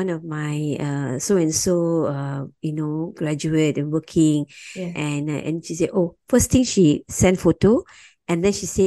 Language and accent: English; India; I'm Marat Tamil and I'm Indian, you know, I can speak Tamil.